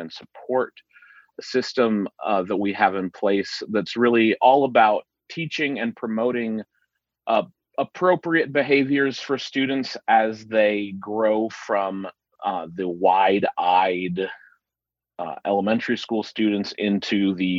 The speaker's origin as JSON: {"language": "English", "town": "Dayton", "region": "Ohio", "country": "United States", "tie": "born or raised there", "also_born_or_lived": "Nashville, Tennessee", "moved": "as an adult", "lives_now": "Thomasville, United States", "said": "I am originally from Dayton, Ohio. I lived there the entire time that I was growing up until I left for college."}